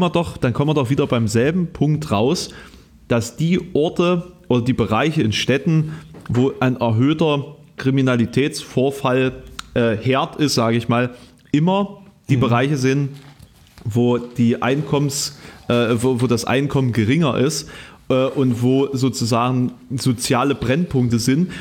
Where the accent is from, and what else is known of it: Querfurt, Saxony-Anhalt, Germany; born or raised there; now in Halle, Germany